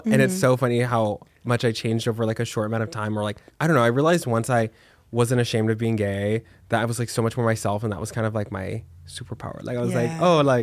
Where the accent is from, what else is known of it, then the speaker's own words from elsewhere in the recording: Texas, United States; we're both from Texas